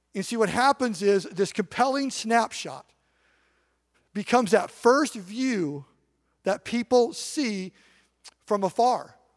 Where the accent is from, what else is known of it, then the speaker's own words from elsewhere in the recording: Eastern Washington, United States; I grew up in Eastern Washington